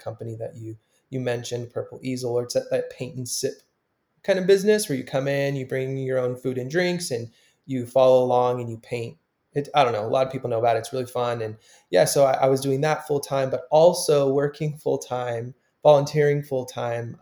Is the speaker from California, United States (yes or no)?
yes; Southern California, United States; moved away; so I grew up in Southern California my whole life